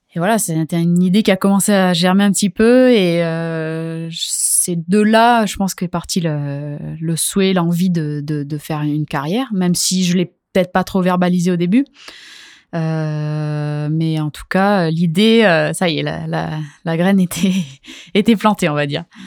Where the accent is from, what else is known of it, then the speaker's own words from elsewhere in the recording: Hendaye, Nouvelle-Aquitaine, France; now in Anglet, France; J'ai grandi à Hendaye et là ça fait plusieurs années que, que je vis à Anglette